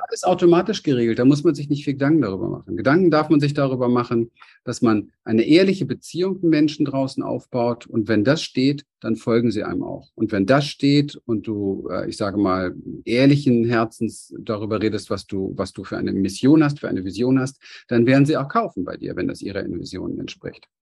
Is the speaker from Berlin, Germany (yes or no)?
yes; Berlin, Germany; ich bin als kleines Kind in Berlin aufgewachsen, Hinterhofskind, arme Verhältnisse